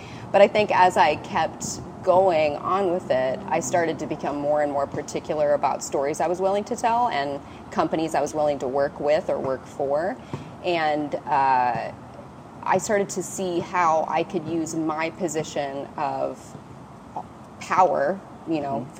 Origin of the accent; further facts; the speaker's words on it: Cincinnati, Ohio, United States; I'm from Cincinnati, Ohio.